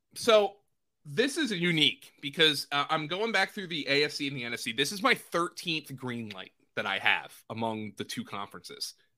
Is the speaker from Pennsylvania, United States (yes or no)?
yes; Pennsylvania, United States; I grew up in Pennsylvania, but right across the bridge from New Jersey